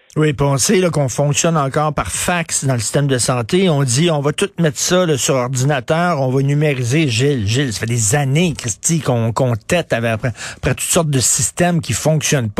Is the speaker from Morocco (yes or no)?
no; Montreal, Quebec, Canada; je viens d'un milieu pauvre. Je viens de Verdun, près, vous le savez, près de Pointe-Saint-Charles. Mon père travaillait dans une shop.